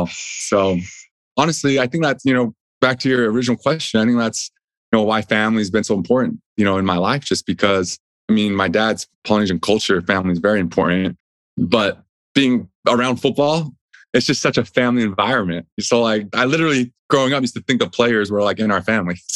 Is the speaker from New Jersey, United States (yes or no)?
yes; New Jersey, United States; born there; And then I was born out there in New Jersey